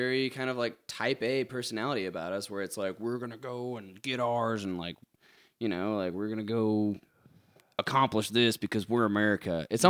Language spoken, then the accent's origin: English; United States; Being American